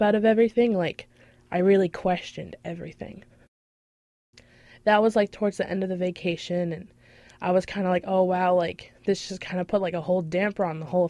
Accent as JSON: {"language": "English", "town": "Kennebunk", "region": "Maine", "country": "United States", "said": "I'm from Kennebunk"}